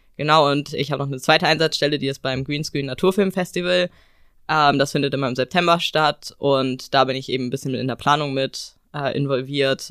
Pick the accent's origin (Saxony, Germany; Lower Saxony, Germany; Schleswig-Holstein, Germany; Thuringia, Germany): Schleswig-Holstein, Germany; Eckernförde; bei uns in Eckernförde